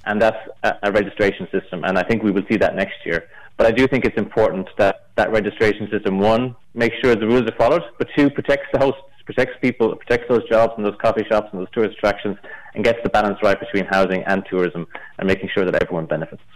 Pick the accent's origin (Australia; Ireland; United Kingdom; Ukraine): Ireland; Galway, Connacht; now in Dublin, Ireland; I'm from Galway.